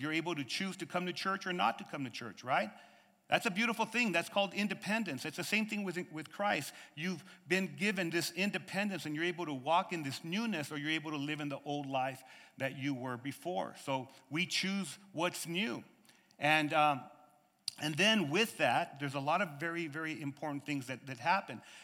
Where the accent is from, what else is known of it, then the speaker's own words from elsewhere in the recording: United States; I'm from America